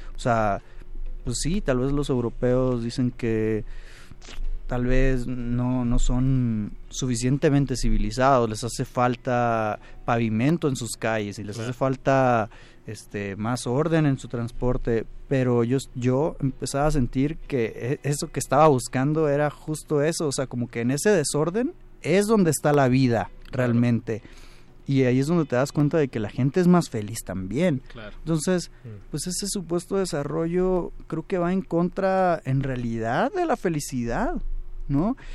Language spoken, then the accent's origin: Spanish; Hermosillo, Sonora, Mexico; yo que soy de Hermosillo